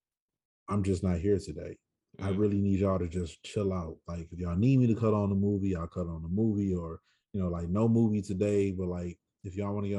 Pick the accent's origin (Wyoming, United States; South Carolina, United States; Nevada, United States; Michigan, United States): Michigan, United States; moved away as an adult; now in Los Angeles, United States; growing up in Michigan